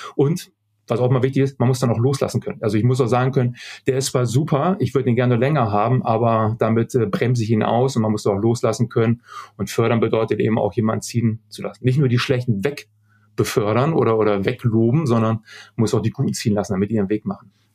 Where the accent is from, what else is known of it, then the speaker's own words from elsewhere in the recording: Germany; als, äh, als Deutscher groß geworden ist